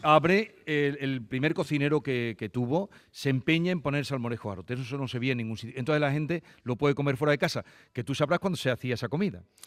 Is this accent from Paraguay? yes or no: no; Villanueva de Córdoba, Andalusia, Spain; mi pueblo